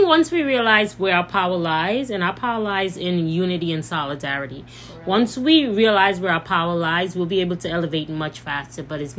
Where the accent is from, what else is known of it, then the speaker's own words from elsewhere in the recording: St. Lucia; I'm black first. So, yes, I love being St. Lucian. I embrace being St. Lucian. I love everything about where I come from. And I'm very proud of my heritage, proud of my country. But I'm black.